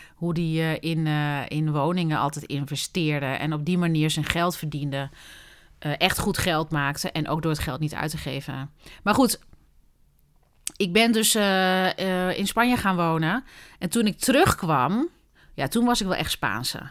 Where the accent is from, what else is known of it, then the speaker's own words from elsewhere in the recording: Doetinchem, Gelderland, Netherlands; Ik ben opgegroeid in Doetinchem, of all places, in de Achterhoek.